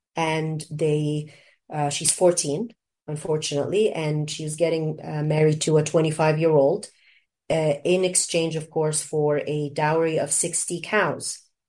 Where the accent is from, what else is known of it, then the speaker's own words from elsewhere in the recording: Canada; also born or lived in Egypt; the education that I enjoyed growing up in Canada and also in Egypt.